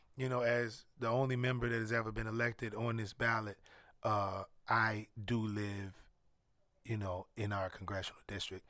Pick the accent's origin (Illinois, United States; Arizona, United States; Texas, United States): Illinois, United States; Chicago; moved away; also born or lived in Atlanta, Georgia; growing up in Chicago